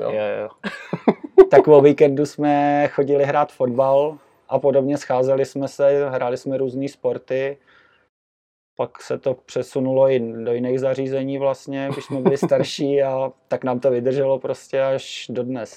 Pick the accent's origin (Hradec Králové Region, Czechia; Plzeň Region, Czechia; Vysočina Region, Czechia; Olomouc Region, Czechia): Hradec Králové Region, Czechia; Jičín; moved away as an adult; also born or lived in Prague; now in Stará Boleslav, Czechia; první rok jsem dojížděl z Jíčína do Prahy na, do školy